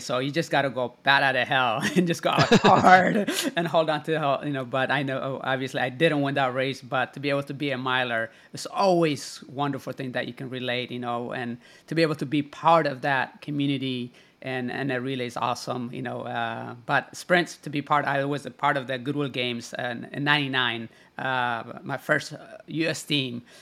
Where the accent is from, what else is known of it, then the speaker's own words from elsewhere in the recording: United States; also born or lived in Italy; growing up in the United States